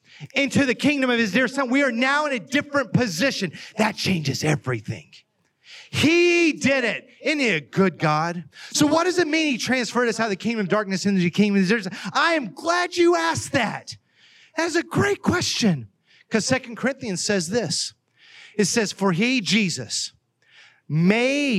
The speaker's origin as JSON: {"language": "English", "region": "Oklahoma", "country": "United States", "tie": "born or raised there", "accent": "Oklahoma", "moved": "as an adult", "lives_now": "Ohio, United States", "said": "I grew up in Oklahoma. I'm from Oklahoma"}